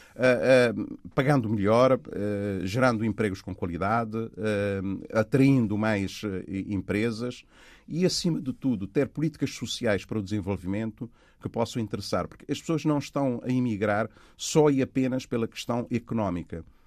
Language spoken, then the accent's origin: Portuguese; Angola; moved away; also born or lived in Cape Verde; Cabo Verde, onde eu nasci, Angola, onde eu cresci